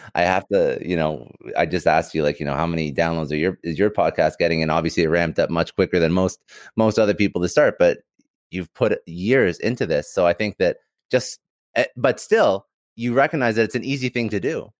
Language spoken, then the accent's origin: English; Canada; also born or lived in Toronto; I'm Canadian